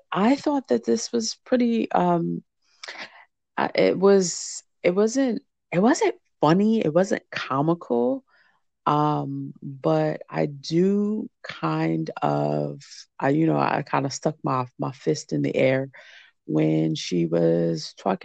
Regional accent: New Jersey, United States; we're both from Jersey

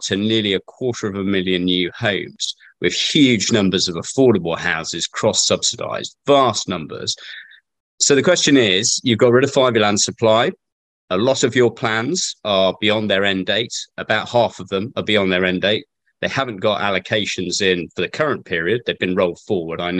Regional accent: Droitwich, West Midlands, United Kingdom; I grew up in Droitwich, but we're mostly Welsh.

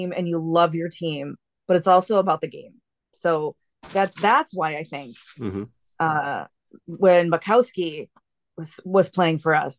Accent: Wisconsin, United States; moved away as an adult; now in Anchorage, United States; I grew up in Wisconsin. We were, you know, you're born a Packer fan there.

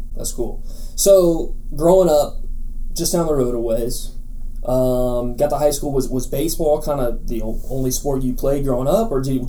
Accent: Colorado, United States; moved away; I grew up in Colorado.

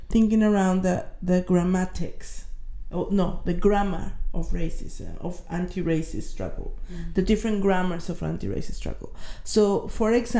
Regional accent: Mexico; moved away as an adult; now in United Kingdom; I am from Mexico

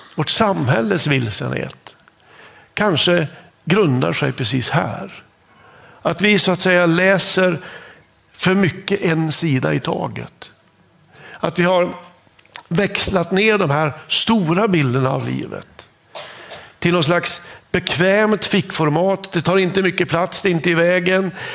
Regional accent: Norrland, Sweden; accent: Norrland (norrländsk); Jag har en liten norrländsk accent

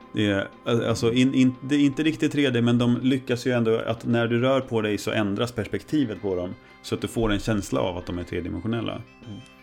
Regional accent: Närke, Örebro County, Sweden; som den närking jag mm. är

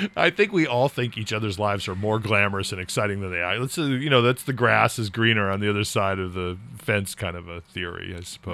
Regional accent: California, United States; now in New England, United States; I grew up in California

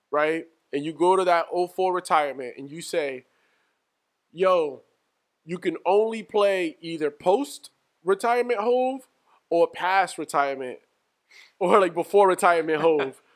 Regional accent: New York, United States; growing up in New York

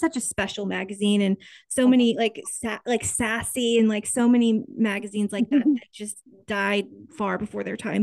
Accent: Topeka, Kansas, United States; growing up in Kansas at, at this time

